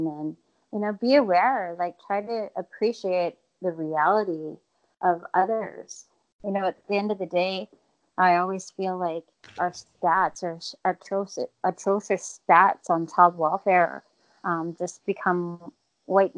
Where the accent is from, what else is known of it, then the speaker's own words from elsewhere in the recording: Winnipeg, Manitoba, Canada; I grew up in Winnipeg my whole life